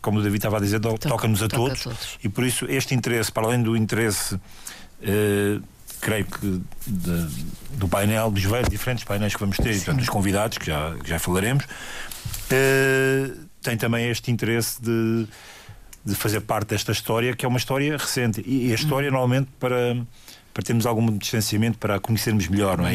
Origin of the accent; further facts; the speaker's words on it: Lisbon, Portugal; Eu nasci pouco antes da Revolução, não tinha dois anos quando a Revolução se deu, e, e nasci em Lisboa